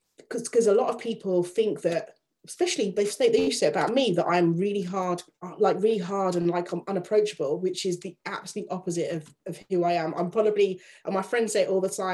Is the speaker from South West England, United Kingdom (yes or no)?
no; Yorkshire and the Humber, United Kingdom; my father was in the army, traveled around a lot, but I grew up in Yorkshire